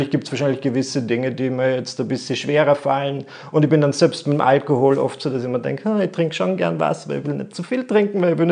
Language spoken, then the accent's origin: German; Müllendorf, Burgenland, Austria; ich bin aufgewachsen in Müllendorf im Burgenland